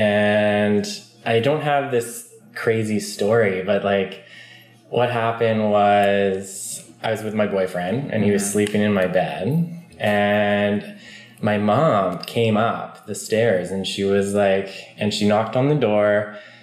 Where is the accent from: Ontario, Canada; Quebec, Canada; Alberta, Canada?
Alberta, Canada; Stony Plain; moved away as an adult; now in Squamish, Canada; I'm from Stony Plain, Alberta